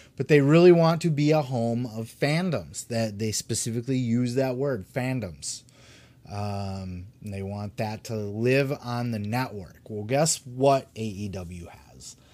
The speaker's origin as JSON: {"language": "English", "town": "Grand Rapids", "region": "Michigan", "country": "United States", "tie": "born or raised there", "said": "my home city of Grand Rapids"}